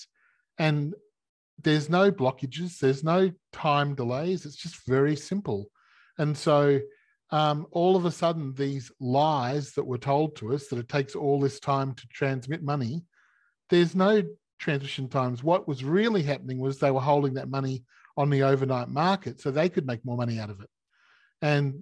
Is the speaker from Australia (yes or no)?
yes; Australia; In Australia, we're like America